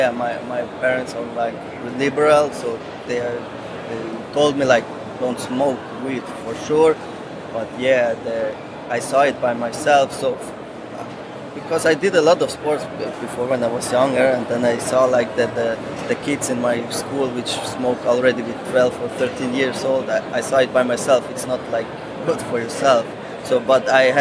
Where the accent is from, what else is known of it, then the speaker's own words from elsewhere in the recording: Switzerland; I am from Switzerland, and I am the CEO of Meritrain Switzerland.